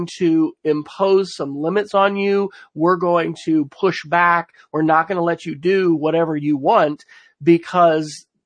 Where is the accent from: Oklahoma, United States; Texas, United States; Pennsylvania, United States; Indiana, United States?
Oklahoma, United States; in my home state of Oklahoma, where, you know, we're kind of the rabid conservative state here